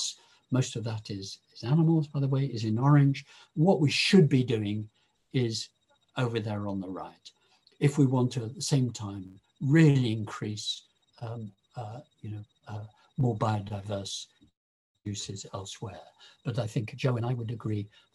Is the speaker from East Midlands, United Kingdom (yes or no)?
yes; Lincoln, East Midlands, United Kingdom; I was born in Lincoln, actually on a hill above the Fens